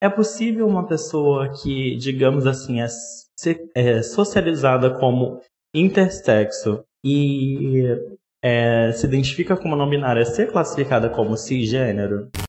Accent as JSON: {"language": "Portuguese", "region": "Rio de Janeiro", "country": "Brazil", "lives_now": "São Paulo, Brazil", "said": "tenho 27 anos, sou carioca, morando em São Paulo."}